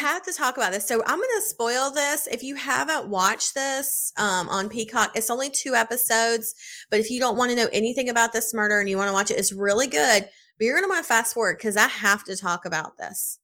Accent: South Carolina, United States; I'm from South Carolina

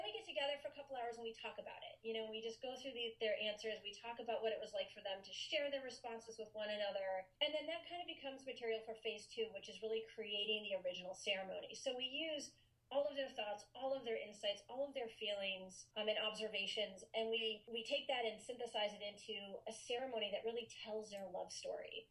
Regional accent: Maine, United States; I'm originally from Maine, and I grew up there.

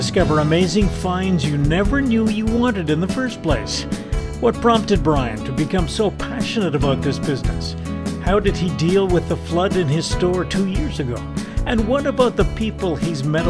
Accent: Montreal, Quebec, Canada; born or raised there; moved away

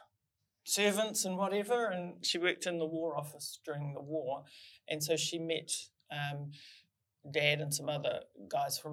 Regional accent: Whakapara, Northland, New Zealand; moved away; also born or lived in Hokianga; we grew up in Whakapara

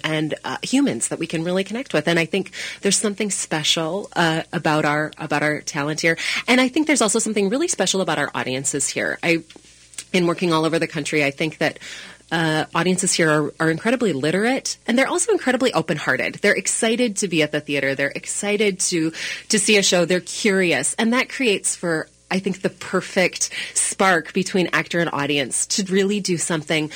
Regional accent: Sisseton, South Dakota, United States; now in Minneapolis, United States; I grew up in Sisseton, South Dakota, which is a small town in northeast South Dakota

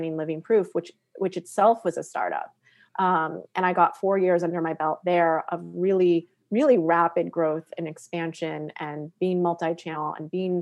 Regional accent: Western Massachusetts, United States; moved away as an adult; also born or lived in New York City; until I was 18 years old, I lived in Western Massachusetts

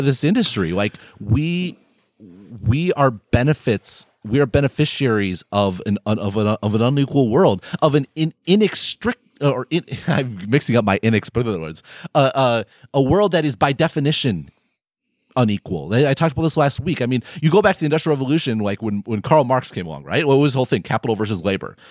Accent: United States; we're all American

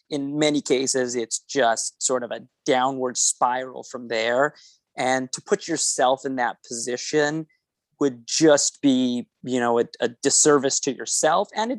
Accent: Winnipeg, Manitoba, Canada; accent: Canadian; I'm from Winnipeg, Manitoba, Canada

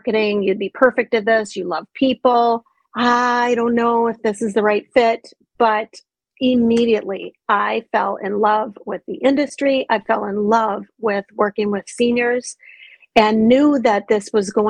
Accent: Minnesota, United States; moved away; also born or lived in Montana / Georgia / Colorado; I grew up in Minnesota, but I've lived in Montana, Georgia, Colorado.

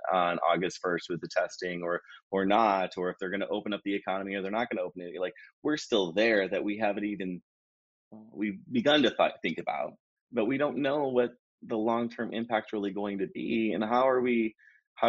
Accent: Wisconsin, United States; moved away as an adult; now in Hawaii, United States; I was originally from Wisconsin, and then after I completed my degree, I moved to Hawaii and pursued my career here

